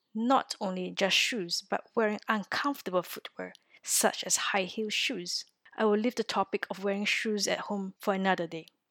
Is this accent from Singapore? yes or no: yes; Singapore; moved away as an adult; now in France